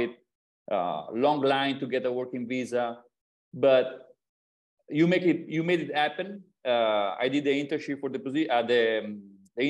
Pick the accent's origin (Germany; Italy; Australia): Italy; English is a second language; moved away as an adult; I'm from Italy, raised and born in Italy.